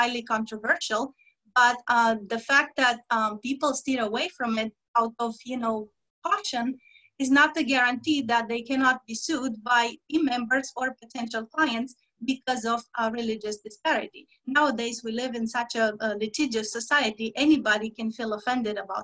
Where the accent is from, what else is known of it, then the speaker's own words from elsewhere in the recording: Romania; moved away; my home country, Romania